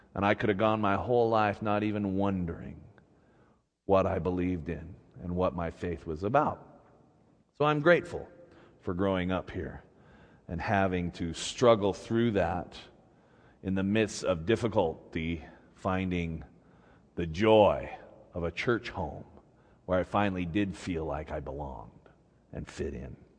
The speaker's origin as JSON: {"language": "English", "region": "Utah", "country": "United States", "tie": "born or raised there", "also_born_or_lived": "Seattle", "moved": "as an adult", "said": "growing up in Utah has always been a mixed bag of blessing and curses. On the one hand, I grew up feeling like an outsider"}